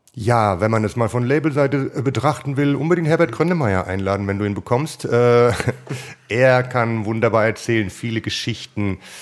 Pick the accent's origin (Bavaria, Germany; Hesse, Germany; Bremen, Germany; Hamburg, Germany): Hesse, Germany; Ich bin Hesse